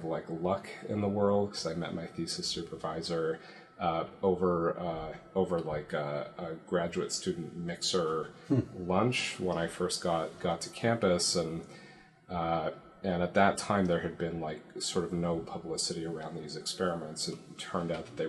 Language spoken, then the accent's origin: English; Toronto, Ontario, Canada; moved away as an adult; now in San Francisco Bay Area, United States; I grew up in Toronto, and it's common there to go to school close to home